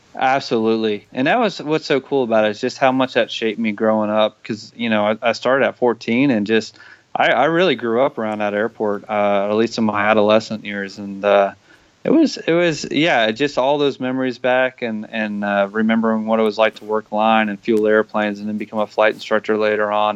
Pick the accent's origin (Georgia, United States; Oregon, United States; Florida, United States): Florida, United States; Tampa; moved away; I'm from Tampa